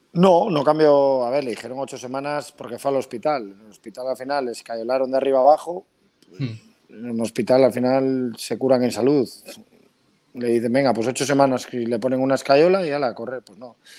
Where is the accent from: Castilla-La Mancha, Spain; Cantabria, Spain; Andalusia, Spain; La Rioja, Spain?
Cantabria, Spain; Pedreña; yo soy pedreñero por los cuatro costados